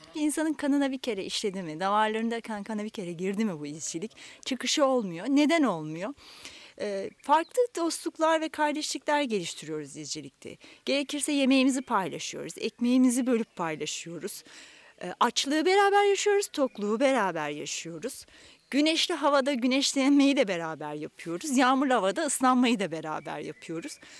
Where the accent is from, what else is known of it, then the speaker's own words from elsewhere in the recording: Aydın, Turkey; moved away as an adult; now in Kocaeli, Turkey; Aydınlıyım. Aydın'da başladım. Hemşirelik lisesinde okuduğum için